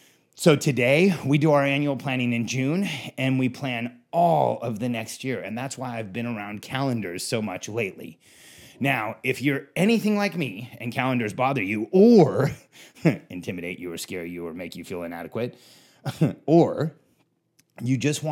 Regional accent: Mexico; also born or lived in California / Florida; I grew up in Mexico, then California, then Florida. To me, it was the same all year round.

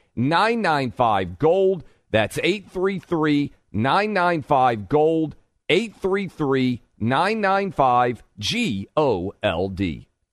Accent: Tennessee, United States; my home state of Tennessee

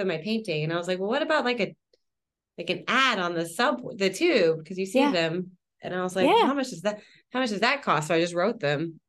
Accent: Oklahoma, United States; now in London, United Kingdom; I'm from Oklahoma

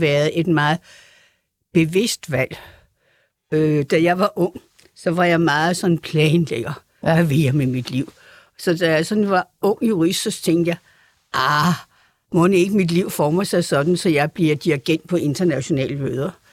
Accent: Frederiksberg, Capital Region of Denmark, Denmark; jeg havde jo det der konservativ udgangspunkt i mit barndomshjem på Frederiksberg

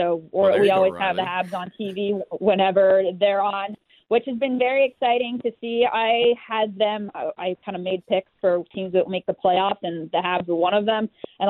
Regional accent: Anaheim, California, United States; I like those Canadian road trips that my hometown Ducks would go on.

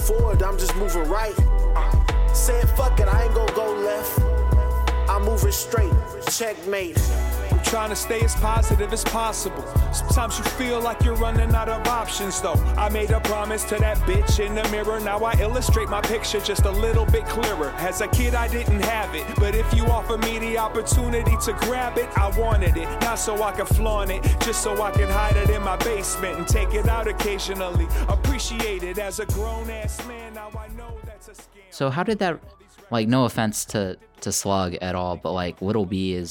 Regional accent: Oklahoma, United States; I'm from Oklahoma. You know what I'm saying? Like I'm if anything, I sound like Oklahoma.

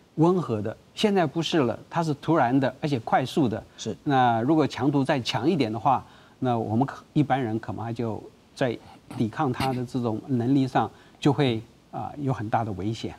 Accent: Taiwan; 我们台湾人玩那个陀螺

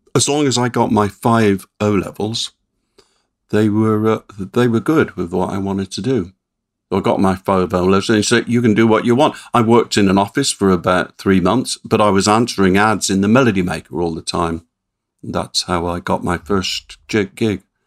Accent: Swindon, South West England, United Kingdom; my hometown of Swindon

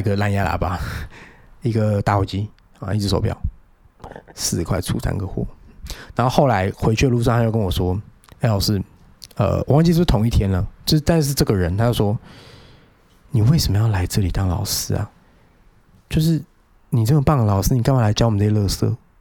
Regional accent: Penghu County, Taiwan; also born or lived in Wanhua, Taipei; now in Taipei, Taiwan; 我在有老家澎湖的时候

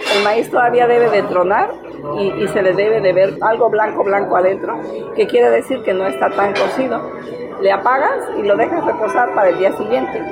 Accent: Ciénega de Zimatlán, Oaxaca, Mexico; soy de la Ciénega de Cimatlán, Oaxaca

